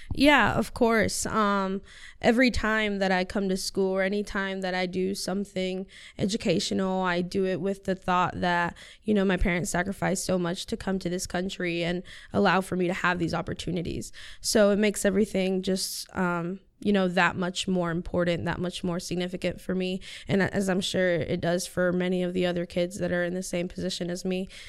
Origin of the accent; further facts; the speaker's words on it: Siler City, North Carolina, United States; first language Spanish; English is a second language; also born or lived in Chapel Hill, North Carolina; I've lived in Siler City my whole life. This is where I was, you know, raised.